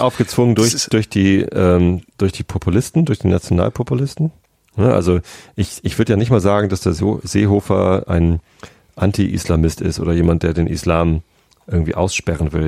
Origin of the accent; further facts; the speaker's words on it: Lower Saxony, Germany; also born or lived in Hamburg; Ich bin Niedersachse. Äh, ich bin auch in Niedersachsen aufgewachsen.